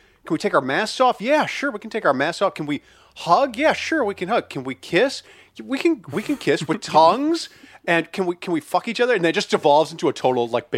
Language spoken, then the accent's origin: English; Deadwood, South Dakota, United States; I remember you said I was raised in Deadwood, which is actually correct.